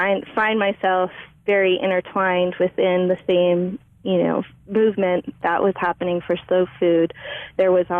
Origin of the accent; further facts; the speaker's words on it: Big Island of Hawaii, United States; also born or lived in Maine; now in San Francisco Bay Area, United States; we moved to the Big Island of Hawaii when I was 8